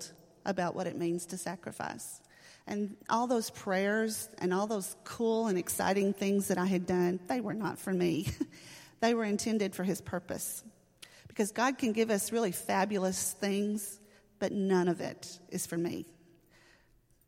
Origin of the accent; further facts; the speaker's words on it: Pittsburgh, Texas, United States; In Camp County, I grew up in Pittsburgh, Texas